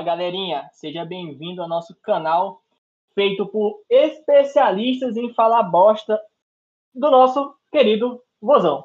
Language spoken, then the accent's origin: Portuguese; Rondônia, Brazil; Eu e o … aqui somos de Rondônia